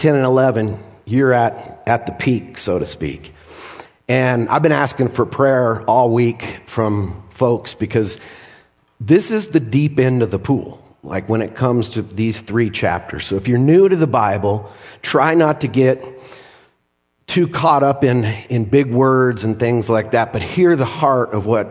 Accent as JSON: {"language": "English", "region": "Colorado", "country": "United States", "tie": "born or raised there", "said": "I've lived in Colorado all my life"}